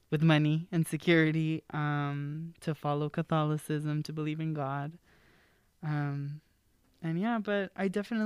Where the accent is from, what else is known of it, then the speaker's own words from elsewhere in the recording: Los Angeles, California, United States; I was born and raised here in the San Fernando Valley, or the 818